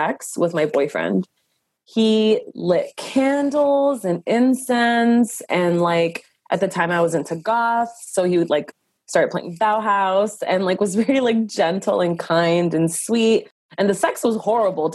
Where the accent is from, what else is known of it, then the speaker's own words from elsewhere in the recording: Los Angeles, California, United States; I was born and raised in Los Angeles, California of immigrant parents